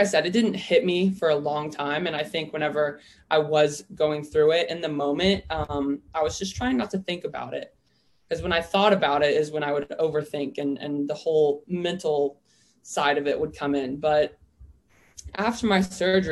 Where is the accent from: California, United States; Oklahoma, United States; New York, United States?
Oklahoma, United States; I'm originally from Oklahoma